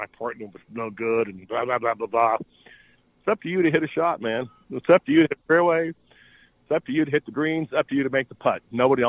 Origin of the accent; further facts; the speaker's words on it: Dallas, Texas, United States; now in Phoenix, United States; I know I live in Phoenix, but the only tournament I kind of go to and hang out, I'm from Dallas.